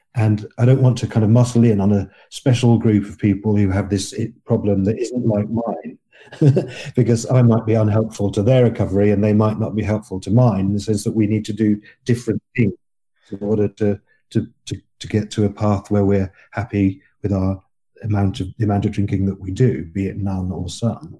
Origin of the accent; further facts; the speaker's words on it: England, United Kingdom; I'm fifty-three years old. I'm English and, and a male